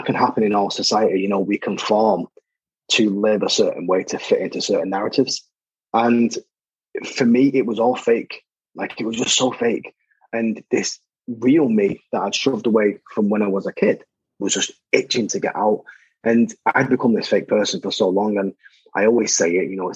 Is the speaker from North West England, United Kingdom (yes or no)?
yes; Salford, North West England, United Kingdom; growing up in Salford